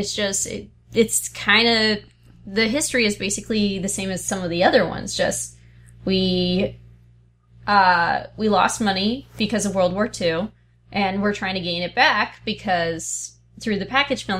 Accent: Portland, Oregon, United States; I grew up in the Portland area when I was a kid, and one

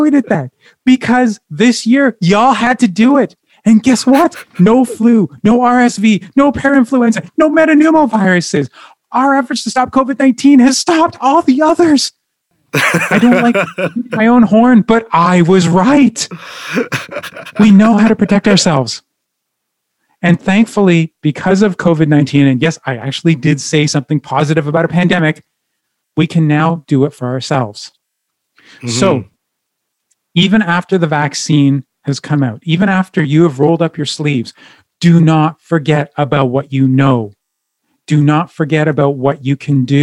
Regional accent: Ottawa, Ontario, Canada; now in Edmonton, Canada; My hometown is Ottawa

